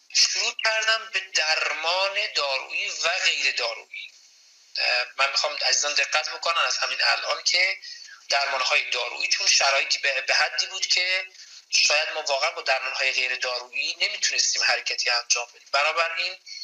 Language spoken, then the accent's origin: Persian; Yazd, Yazd Province, Iran; moved away as an adult; also born or lived in Tehran, Iran / Kerman, Iran; now in Vancouver, Canada; متولد 1352 در شهر تهران تحصیلات مقدماتی بنده با توجه به اینکه اصالتا اهل یزد هستم در یزد انجام شده